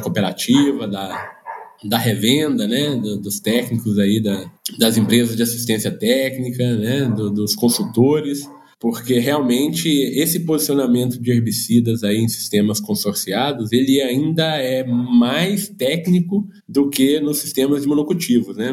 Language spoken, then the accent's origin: Portuguese; Minas Gerais, Brazil; como um bom mineiro aqui